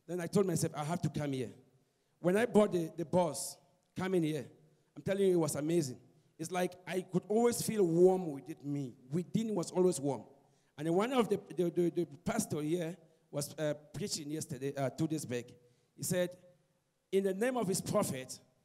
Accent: Cameroon; now in Cape Town, South Africa; I'm from Cape Town, originally from Cameroon.

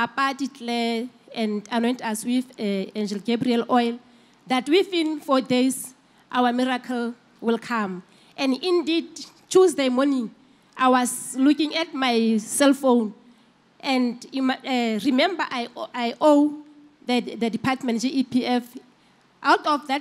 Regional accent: Free State, South Africa; We are from Free State, Vicksburg.

